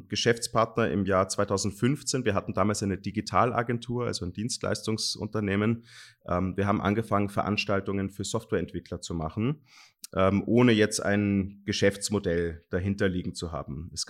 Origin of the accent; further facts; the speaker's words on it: Germany; Ich, ich bin in Deutschland aufgewachsen.